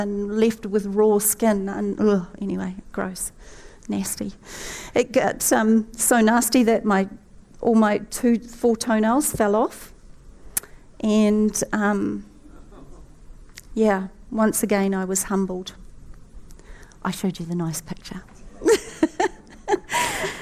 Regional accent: New Zealand; the Kiwi with the hurt knee.

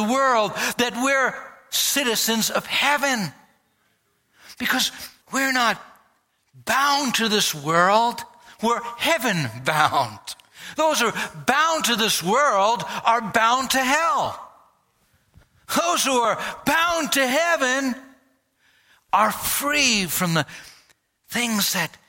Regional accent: United States; people knew by my accent, they knew by my way of expressing myself. They could tell I was from America

